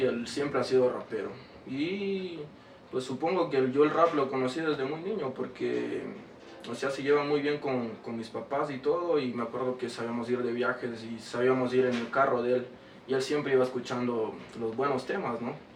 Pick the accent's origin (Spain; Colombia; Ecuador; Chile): Ecuador; Quito, Pichincha; also born or lived in Chota / Imbabura; Nací aquí en Quito